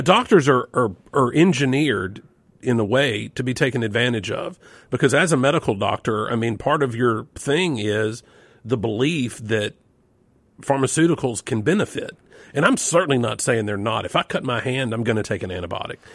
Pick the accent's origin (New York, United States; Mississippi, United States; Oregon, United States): Mississippi, United States; Yazoo City; it was a lot like Leave It to Beaver in Mayberry for me growing up in Yezzi City